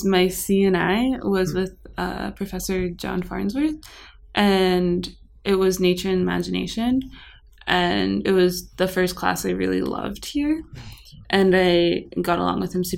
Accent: Colorado, United States; moved away as an adult; now in Santa Clara, United States; I'm from Colorado

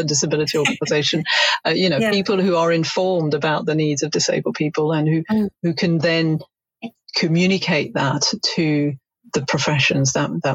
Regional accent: France; now in United Kingdom; I'm originally from France

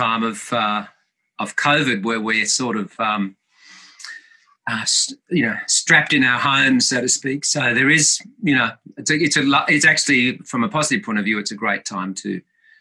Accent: Tamworth, New South Wales, Australia; I was born in Tamworth, and my parents were very much the mainstays of the musical theatre company there

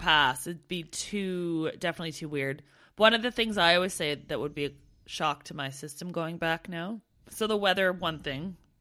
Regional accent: Canada; now in United Kingdom; being a, an expat over here in the U K, and one of my pet peeves was meeting other Canadians

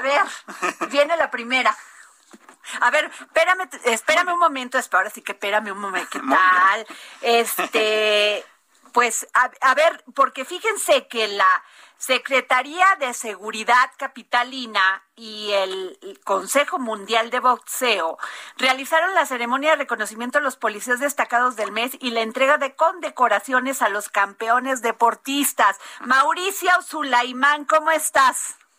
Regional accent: Vega de Alatorre, Veracruz, Mexico; yo nací en Vega de Alatorre, Veracruz

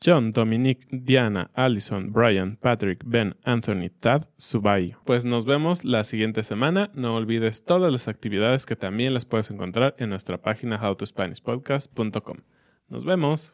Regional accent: Mexico; como niños mexicanos

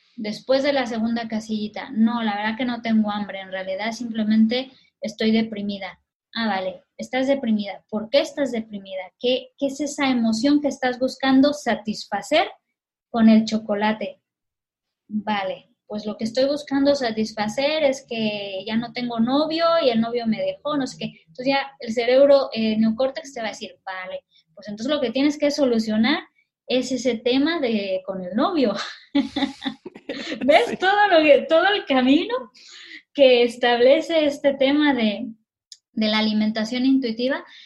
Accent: Mexico; now in Catalonia, Spain; los mexicanos

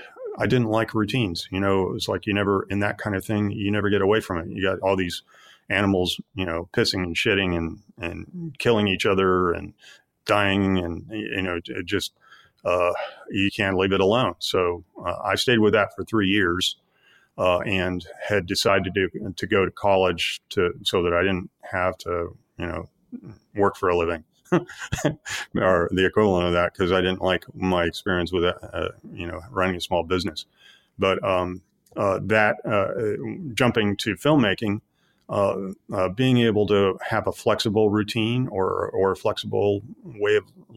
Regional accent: Midwest, United States; I grew up in the Midwest, and my parents were of a somewhat, conventional background.

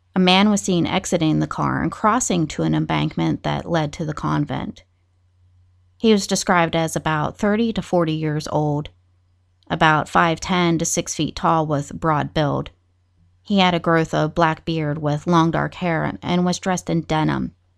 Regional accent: West Virginia, United States; my home state of West Virginia

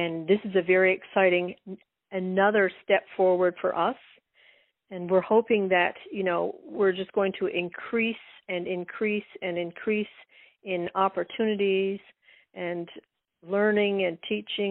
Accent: west coast of Newfoundland, Newfoundland and Labrador, Canada; born or raised there

